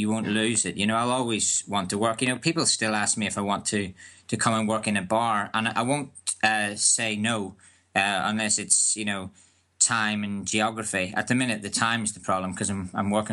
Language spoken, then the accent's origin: English; Northern Ireland, United Kingdom; moved away as an adult; also born or lived in England; I grew up in Northern Ireland